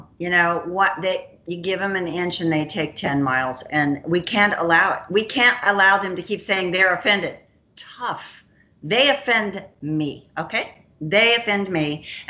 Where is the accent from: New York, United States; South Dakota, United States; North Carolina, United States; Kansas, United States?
Kansas, United States; We're from Kansas.